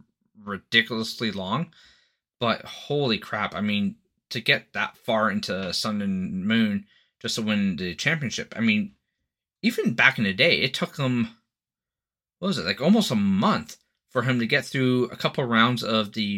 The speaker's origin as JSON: {"language": "English", "country": "Canada", "said": "I'm Canadian"}